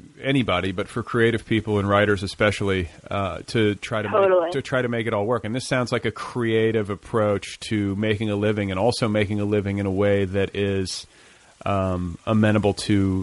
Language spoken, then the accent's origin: English; Upper Midwest, United States; I was raised in the upper Midwest